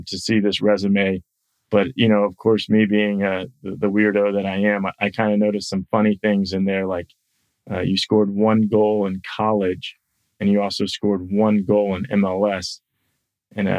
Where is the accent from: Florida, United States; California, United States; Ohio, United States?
Florida, United States; Tampa; I grew up in Tampa, Florida, which isn't far from Bradenton.